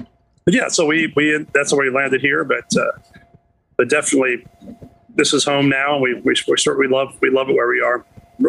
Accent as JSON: {"language": "English", "region": "Alabama", "country": "United States", "tie": "born or raised there", "also_born_or_lived": "Missouri", "said": "For the most part, I was born in Missouri, but my father was a military man, so we moved around a little bit. But spent most of our time in two different, first in the Army in Fort Rucker, Alabama, and then in the Air Force in Montgomery, Alabama."}